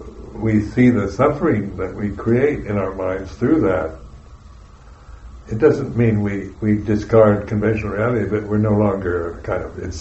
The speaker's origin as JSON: {"language": "English", "country": "United States", "said": "I'm an American"}